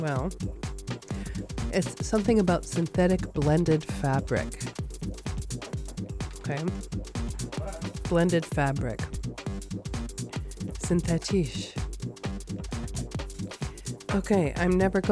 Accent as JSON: {"language": "English", "town": "Chicago", "region": "Illinois", "country": "United States", "tie": "born or raised there", "said": "Growing up in Chicago"}